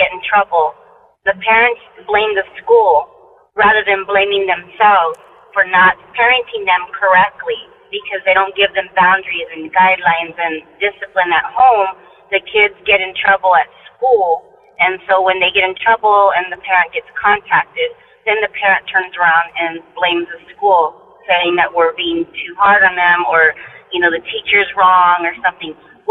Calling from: Goodyear, Arizona, United States; I'm calling from Goodyear, Arizona. I work at a high school, and I work in the office

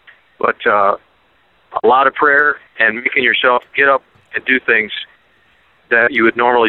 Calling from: Columbiaville, Michigan, United States; I'm calling from Columbiaville, Michigan.

